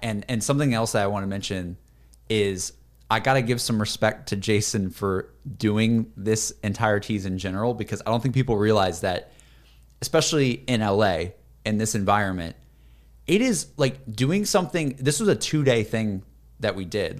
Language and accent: English; Alabama coast, United States; moved away; also born or lived in Austin; I wanna go visit my hometown. 'Cause I haven't been in my hometown in, like, ye-, I, I, maybe two years. Like, going back to Alabama